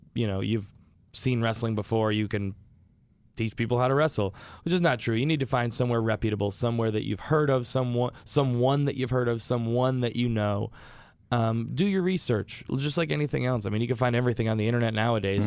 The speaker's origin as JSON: {"language": "English", "town": "Rochester", "region": "New York", "country": "United States", "tie": "born or raised there", "said": "born and raised in Rochester"}